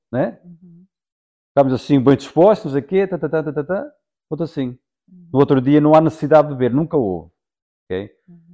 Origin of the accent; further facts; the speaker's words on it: Portugal; sou português